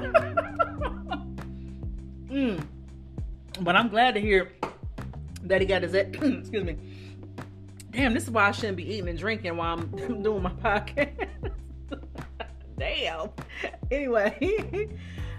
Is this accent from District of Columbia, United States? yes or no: no; Dayton, Ohio, United States; there's this realtor in Dayton, in my hometown